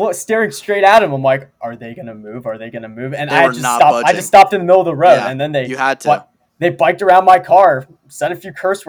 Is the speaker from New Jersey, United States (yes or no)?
yes; New Jersey, United States; I'm from Jersey.